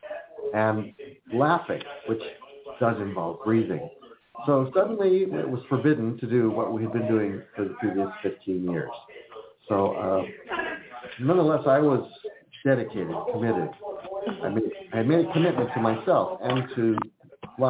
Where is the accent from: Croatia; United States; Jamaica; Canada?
United States; California; born or raised there; also born or lived in Philadelphia, Pennsylvania